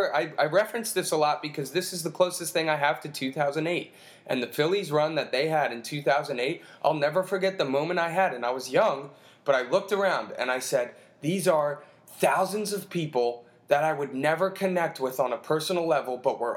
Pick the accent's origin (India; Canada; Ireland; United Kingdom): India; from India, and I think this is the first time we can be vocal about this